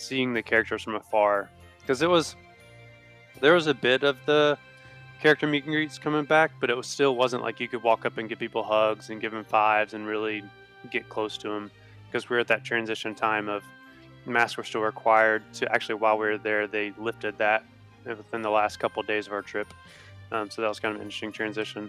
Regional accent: United States; also born or lived in Tennessee; I'm from Alabama and Tennessee

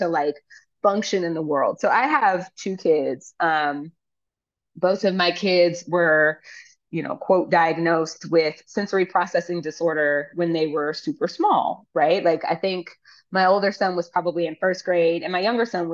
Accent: United States; as an American who has lived abroad

